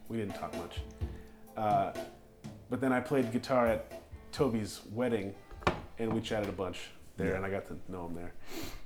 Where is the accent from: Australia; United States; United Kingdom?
United States; North Dakota; I'm from North Dakota